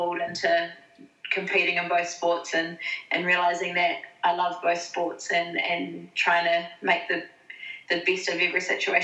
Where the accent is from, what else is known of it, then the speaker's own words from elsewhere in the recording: Blenheim, Marlborough, New Zealand; also born or lived in Christchurch, New Zealand / Auckland, New Zealand; now in Tasmania, Australia; I'm from Blenheim, so top of the South Island